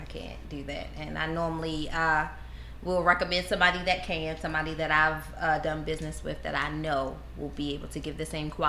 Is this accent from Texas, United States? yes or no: no; Baltimore, Maryland, United States